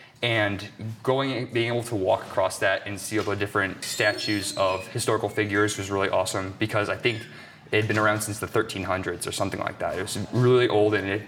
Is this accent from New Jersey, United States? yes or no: no; Goshen, Indiana, United States; Oh, I'm from Goshen, Indiana.